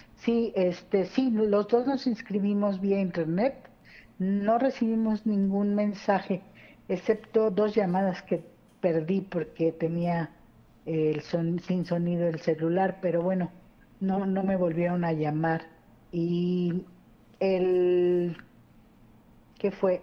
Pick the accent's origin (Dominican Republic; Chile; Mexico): Mexico; now in Saltillo, Mexico; yo soy de México, ya tengo aquí viviendo 33 años, ¿verdad? Mis dos hijos eh, son saltillenses